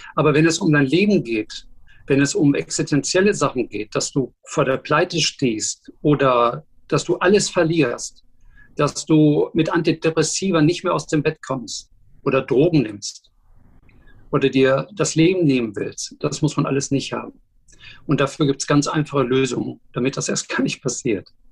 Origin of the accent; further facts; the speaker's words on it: Dortmund, North Rhine-Westphalia, Germany; moved away as an adult; also born or lived in Düsseldorf; now in Hamburg, Germany; Ich bin Dortmunder Junge, zuletzt habe ich in Düsseldorf gewohnt, in Kaiserswerth